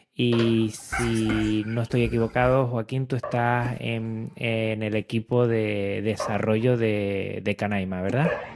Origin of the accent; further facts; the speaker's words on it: Canary Islands, Spain; yo que soy de Canarias